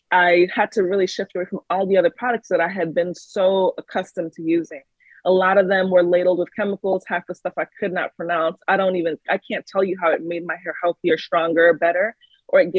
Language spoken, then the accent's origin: English; Texas, United States; moved away as an adult; also born or lived in New York; I lived in Texas prior to, I grew up somewhat in Texas. Then I came to New York for college